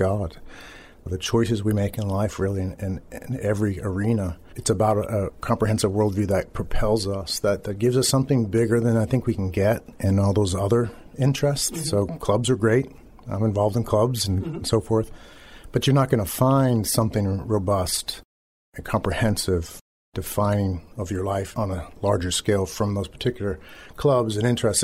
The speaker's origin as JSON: {"language": "English", "town": "Boston", "region": "Massachusetts", "country": "United States", "also_born_or_lived": "Maryland / Philadelphia area / Methuen, Massachusetts", "said": "Before that, we were in Maryland, though we're from the Boston area."}